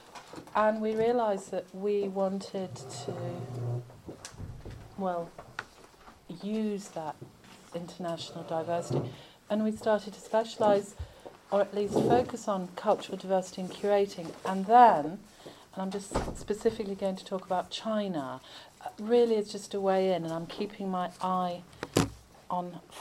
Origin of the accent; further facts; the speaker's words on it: Rochdale, North West England, United Kingdom; I was brought up and lived in Rochdale